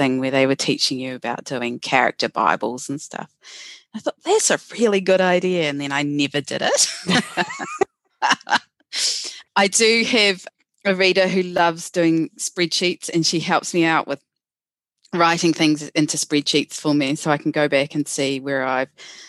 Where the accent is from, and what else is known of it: New Zealand